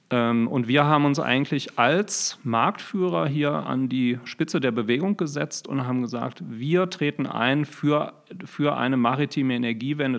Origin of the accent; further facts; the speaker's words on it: Düsseldorf, North Rhine-Westphalia, Germany; moved away as an adult; also born or lived in Bonn / Berlin; now in Augsburg, Germany; lokal komme ich ursprünglich aus Düsseldorf